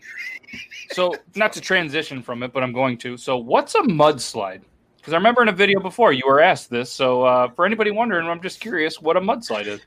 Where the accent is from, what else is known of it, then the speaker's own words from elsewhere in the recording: New York, United States; I've been in New York pretty much my whole life